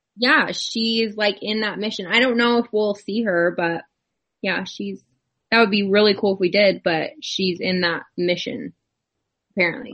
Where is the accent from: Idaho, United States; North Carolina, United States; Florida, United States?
Idaho, United States; we're from Idaho